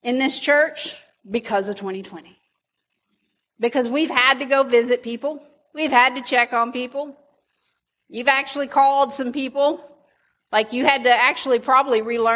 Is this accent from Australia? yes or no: no; United States; I'm an American